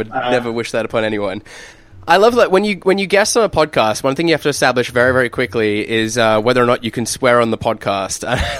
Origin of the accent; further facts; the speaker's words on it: Australia; also born or lived in England; I was born in England, but I moved when I was 4, so, like, I've grown up in Australia, really. It's maybe a bit of a weird mix.